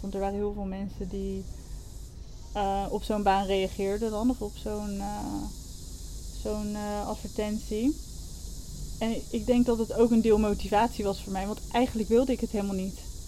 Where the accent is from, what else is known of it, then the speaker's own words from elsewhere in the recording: Wassenaar, South Holland, Netherlands; moved away as an adult; also born or lived in London; now in Koh Tao, Thailand; Ik kom uit Wassenaar, vlakbij Leiden